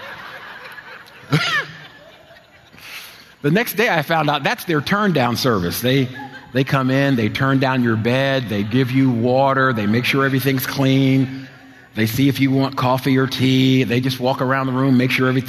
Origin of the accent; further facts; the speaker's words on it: New Jersey shore, United States; moved away; I grew up at the beach. I'm Jersey boy, you know, raised at the shore